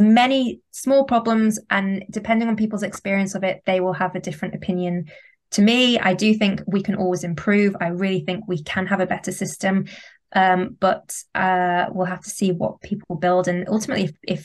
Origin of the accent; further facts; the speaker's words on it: the north of England, United Kingdom; accent: northern English; also born or lived in London; where my accent's from, it's from the north of England